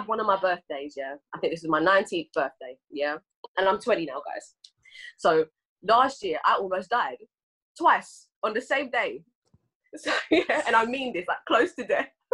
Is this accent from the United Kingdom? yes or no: yes; England, United Kingdom; I'm Ghanaian and English